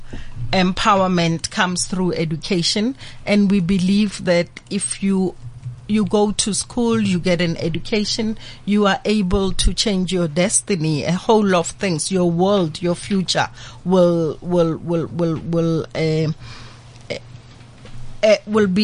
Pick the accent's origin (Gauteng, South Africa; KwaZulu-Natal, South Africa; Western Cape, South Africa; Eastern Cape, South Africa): Gauteng, South Africa; Pretoria; I come from a Pretoria township called Harangua, born and bred